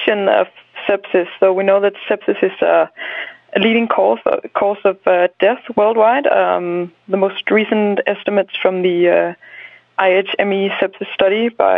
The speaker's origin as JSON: {"language": "English", "country": "Denmark", "accent": "Scandinavian", "first_language": "Danish", "second_language": "English", "said": "my first language is Danish, so please bear over with me for my Scandinavian accent."}